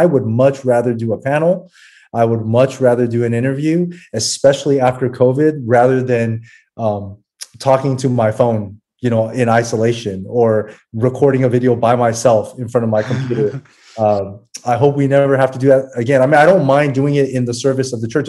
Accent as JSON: {"language": "English", "country": "United States", "tie": "born or raised there", "said": "we grew up in America"}